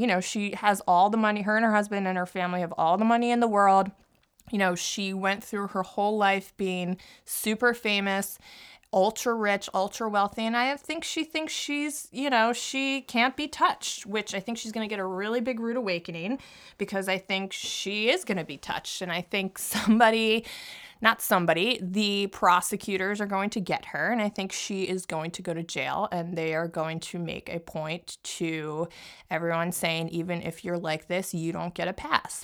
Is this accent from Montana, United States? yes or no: no; Philadelphia, Pennsylvania, United States; also born or lived in New York; now in New Jersey, United States; I grew up in Philadelphia